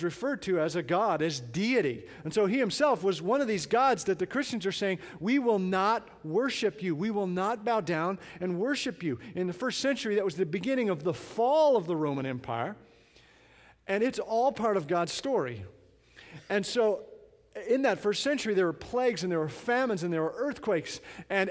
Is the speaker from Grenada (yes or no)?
no; Canada; now in United States; I'm from Canada